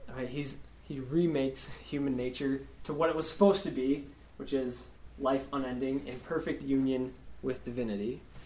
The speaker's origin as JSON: {"language": "English", "town": "Spearfish", "region": "South Dakota", "country": "United States", "tie": "born or raised there", "lives_now": "Rapid City, United States", "said": "I'm from Spearfish, born and raised there, uh, grew up there, and uh, living in Rapid now."}